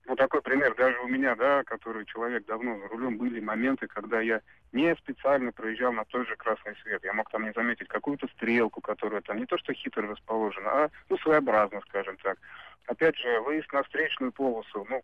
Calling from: Tambov, Tambov Oblast, Russia; звоню я из Тамбова.

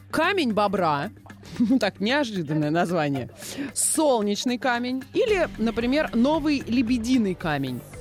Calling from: Moscow, Russia; я из Москвы

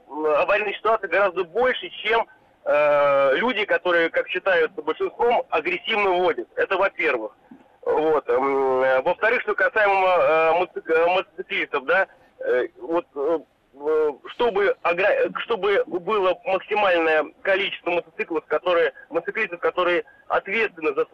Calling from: Saint Petersburg, Russia; Я из Петербурга.

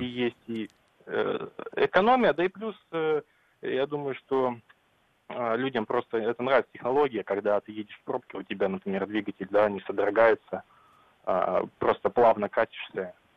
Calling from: Vladivostok, Primorsky Krai, Russia; я вам звоню из Владивостока

